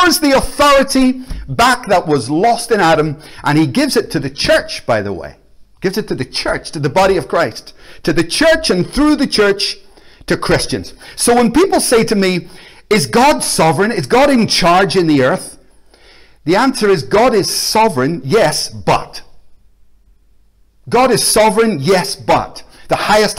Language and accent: English; Belfast, Northern Ireland, United Kingdom; now in Glasgow, United Kingdom; I grew up in Belfast in a war zone with bombs and bullets